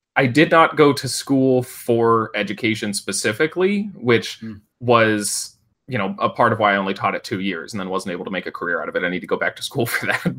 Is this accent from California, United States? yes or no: yes; Northern California, United States; I went back to my hometown um, in Northern California